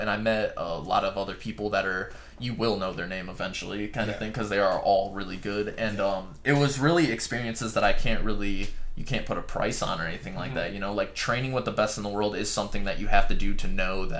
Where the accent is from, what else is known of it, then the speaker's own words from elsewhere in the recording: Tacoma, Washington, United States; I'm from Tacoma.